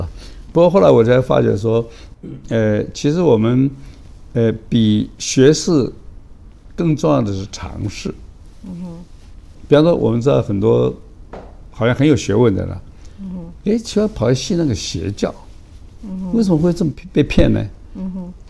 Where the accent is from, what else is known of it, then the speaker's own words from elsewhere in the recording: Beijing, China; born there; 我爸妈没有经过我的同意，把我生在北京嘛